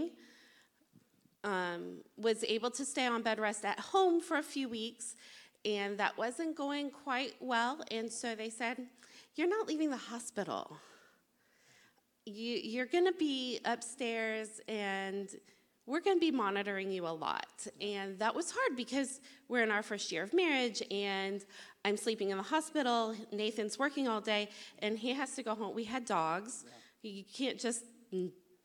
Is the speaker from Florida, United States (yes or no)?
yes; Tallahassee, Florida, United States; also born or lived in Fort Lauderdale, Florida; I was adopted at 6 weeks old and have lived in Tallahassee. This is home, always has been.